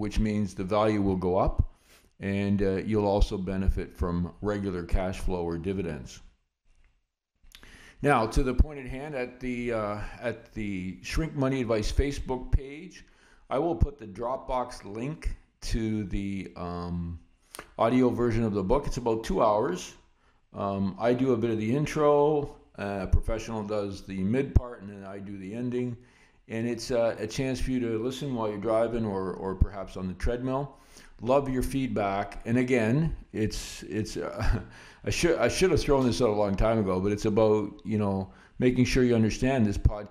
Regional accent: Canada; as a Canadian investor

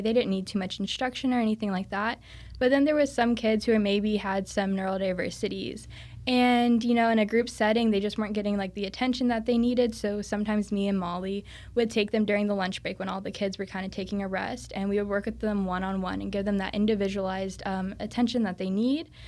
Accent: Cocoa Beach, Florida, United States; I'm from the Cocoa Beach area, so a lot of people surf over there

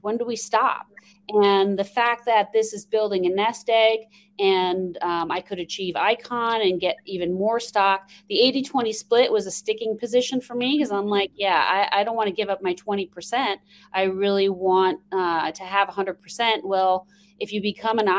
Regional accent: New York, United States; accent: New York twang; now in Phoenix, United States; I'm originally from New York, so you will hear a little bit of a New York twang every once in a while. Born and raised there, and now I live in Phoenix, Arizona.

